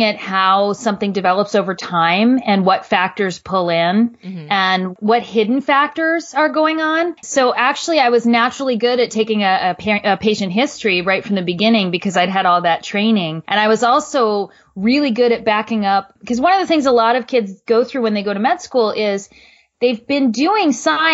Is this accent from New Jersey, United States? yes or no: yes; New Jersey, United States; I originally am from New Jersey